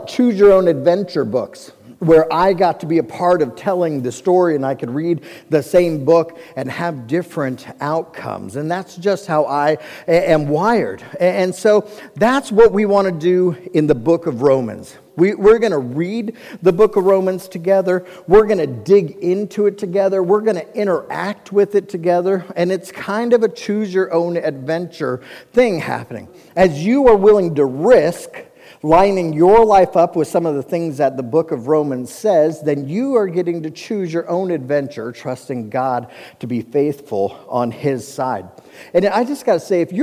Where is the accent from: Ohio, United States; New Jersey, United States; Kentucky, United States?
Ohio, United States; Cincinnati; I grew up in Cincinnati, Ohio, which is also built on seven hills